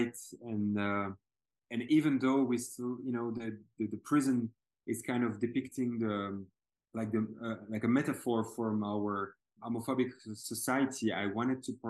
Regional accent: Belgium; I'm from Belgium

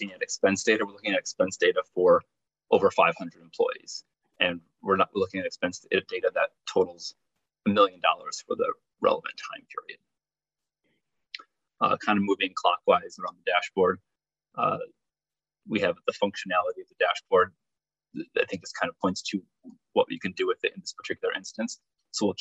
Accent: Chicago, Illinois, United States; my hometown of Chicago

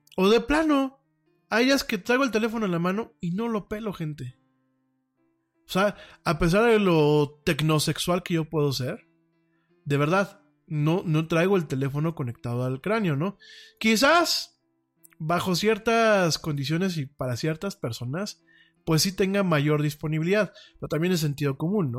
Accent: Mexico; soy de México

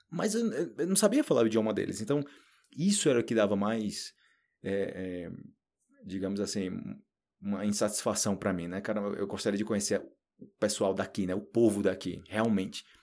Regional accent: Northeast Region, Brazil; moved away as an adult; eu sou brasileiro, e eu posso perder meu sotaque. Então imagina, eu moro a vida inteira no Nordeste. Eu fui, eu fui embora do Nordeste do Brasil quando eu tinha que, 20, 23 anos, para 24 anos.

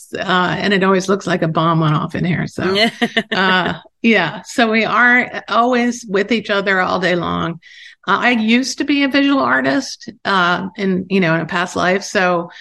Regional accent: Baltimore, Maryland, United States; moved away as an adult; now in New York City, United States; I grew up in Baltimore, actually

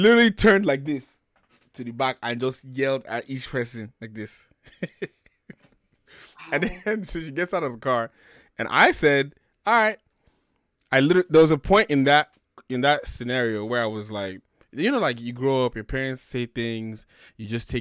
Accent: Sagamu, Ogun State, Nigeria; also born or lived in Lagos; my hometown, which is in Sagamu, which is like an hour outside Lagos

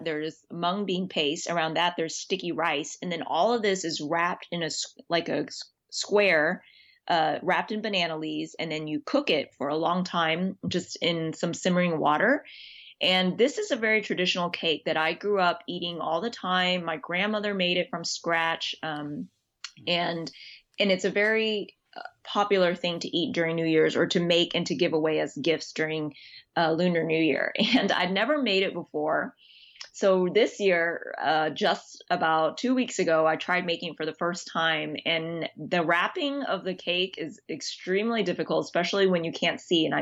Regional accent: Texas, United States; I'm from Texas. And so I grew up eating that a lot

